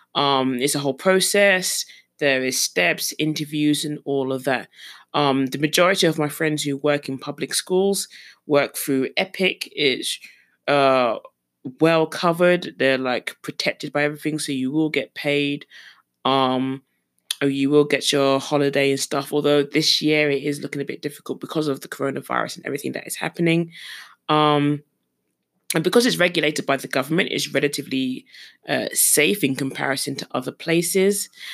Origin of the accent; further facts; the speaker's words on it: London, United Kingdom; moved away as an adult; now in South Korea; growing up in London, um, it's a multitude of colors and a multitude of people